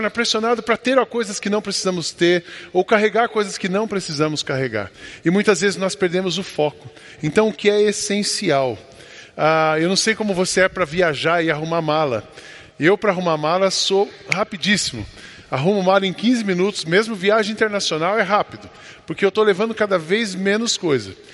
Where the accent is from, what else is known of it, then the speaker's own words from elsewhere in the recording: Brazil; Nós somos brasileiros